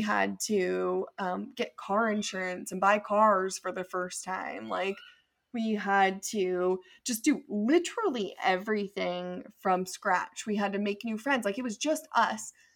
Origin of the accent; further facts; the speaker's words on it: near Santa Cruz, California, United States; moved away as an adult; also born or lived in Idaho; I'm actually, like, from nearby Santa Cruz